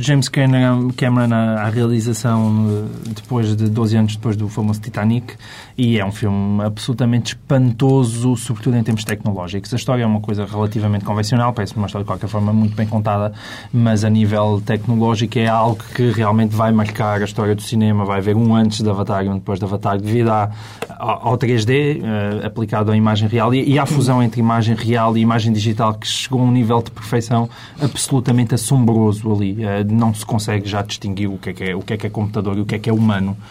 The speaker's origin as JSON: {"language": "Portuguese", "region": "Alentejo", "country": "Portugal", "accent": "Alentejano", "said": "eu tenho sotaque alentejano de vez em quando"}